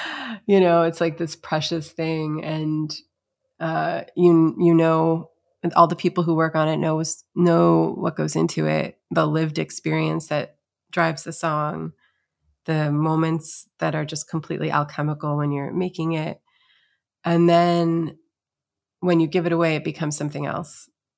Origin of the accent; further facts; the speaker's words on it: Syracuse, New York, United States; I'm from Syracuse, New York, originally.